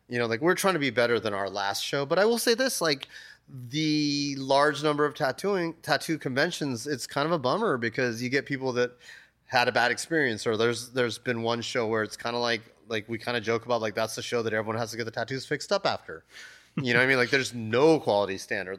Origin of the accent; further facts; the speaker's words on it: United States; also born or lived in Japan; I was born in Japan, but I was raised here, so I'm kind of a weird in-between guy